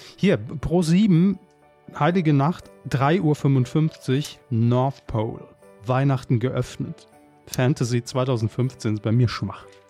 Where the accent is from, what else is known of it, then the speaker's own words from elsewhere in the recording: Saarland, Germany; Wir als gebürtige Saarländer